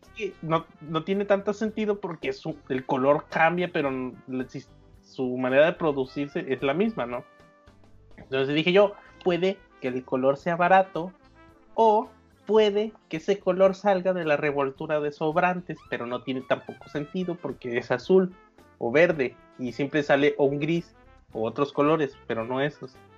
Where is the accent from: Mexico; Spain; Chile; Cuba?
Mexico; Guadalajara, Jalisco; el primer depa en el que en el que viví cuando nací en Guadalajara